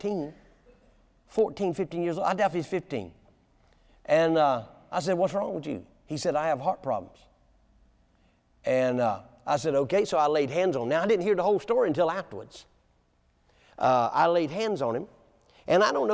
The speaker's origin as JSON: {"language": "English", "town": "Williamston", "region": "North Carolina", "country": "United States", "tie": "born or raised there", "moved": "yes", "said": "my hometown, Williamson, North Carolina"}